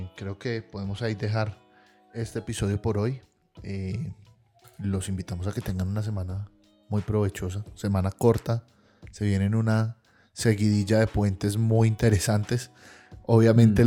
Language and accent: Spanish; Colombia; como colombiano